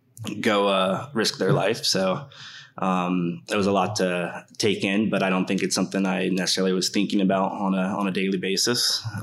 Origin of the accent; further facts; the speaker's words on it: Fort Knox, Kentucky, United States; born there; I was born in Fort Knox, Kentucky.